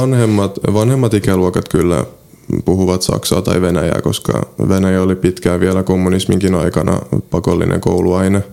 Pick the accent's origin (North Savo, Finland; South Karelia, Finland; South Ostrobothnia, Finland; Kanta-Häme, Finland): South Ostrobothnia, Finland; Seinäjoki; first language Polish; moved away as an adult; now in Gdańsk, Poland; itse olen syntynyt Seinäjoella, Pohjois, no ei nyt ihan Pohjois-Pohjanmaalla, mutta Etelä-Pohjanmaalla. Kävin Suomessa koulun